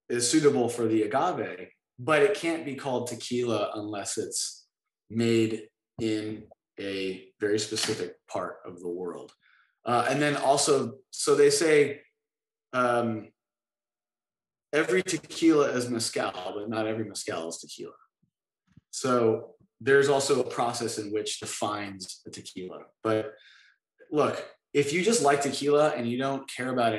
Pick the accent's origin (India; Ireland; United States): United States; Southern California; I grew up in Southern California